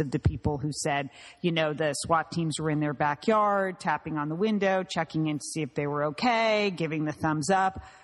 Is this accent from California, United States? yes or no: yes; California, United States; being a Californian